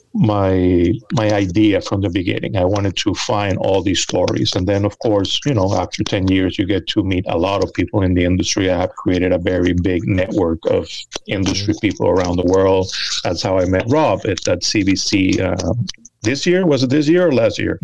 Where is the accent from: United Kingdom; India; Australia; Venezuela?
Venezuela; also born or lived in United States; now in New York, United States; I was born here in the United States, but I grew up in Venezuela and I moved back um, almost 30 years ago. Moved back, and I've been in New York for a little over 20.